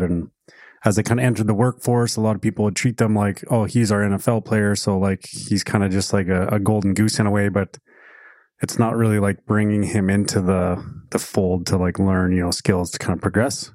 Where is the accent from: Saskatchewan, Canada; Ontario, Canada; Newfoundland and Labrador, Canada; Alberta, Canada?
Alberta, Canada; We grew up in Alberta